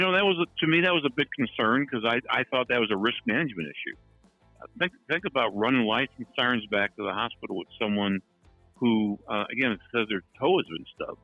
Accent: St. Louis, Missouri, United States; I grew up in South St. Louis

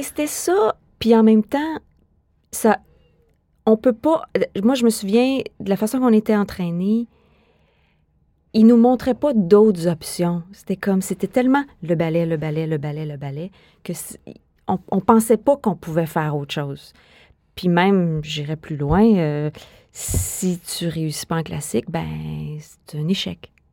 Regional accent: Quebec City, Quebec, Canada; moi, je suis née à Québec, hein? je suis une fille de Québec

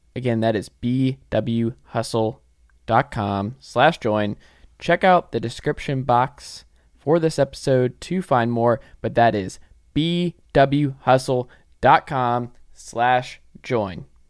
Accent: Atlanta, Georgia, United States; I'm from Atlanta

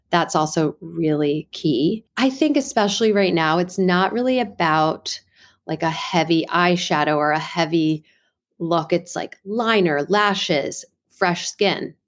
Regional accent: Washington, District of Columbia, United States; also born or lived in New York; I'm originally from the Washington, D C area

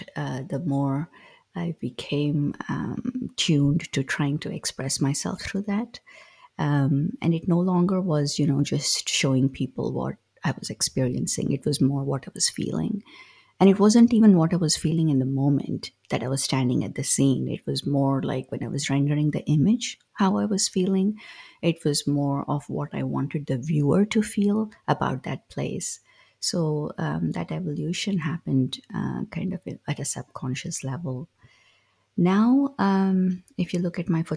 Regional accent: South India, India; As a child, growing up in South India

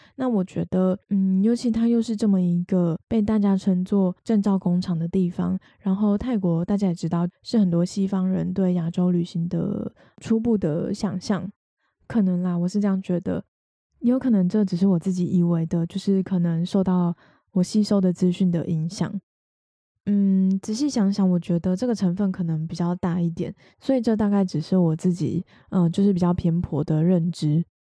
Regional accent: Taiwan; 我们是台湾人

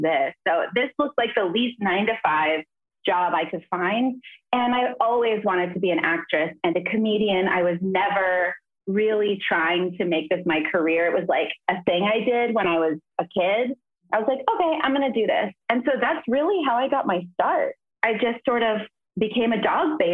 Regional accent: Los Angeles, California, United States; also born or lived in New York; now in Los Angeles, United States; Reseda, where I grew up in the Valley.

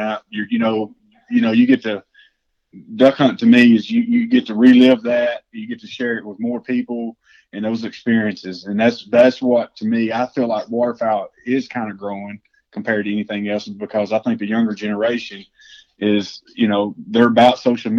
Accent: Texas, United States; I like hunting Texas because it is my home state.

